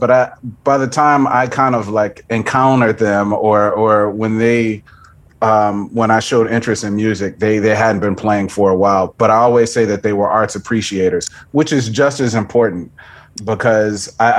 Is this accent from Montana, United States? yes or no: no; Houston, Texas, United States; Yeah, I'm originally from Houston, Texas, like right in the middle of it.